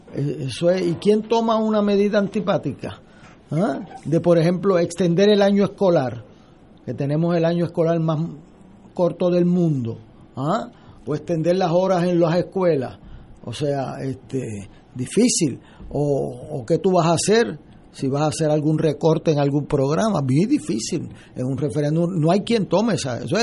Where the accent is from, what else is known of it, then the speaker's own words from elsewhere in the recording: Puerto Rico; como puertorriqueños